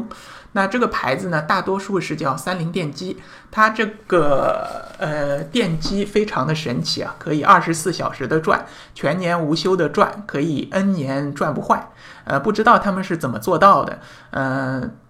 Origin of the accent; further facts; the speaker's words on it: China; 这这个就可能我们中国人或者说我们大陆人可能不大好理解这样的一种思维模式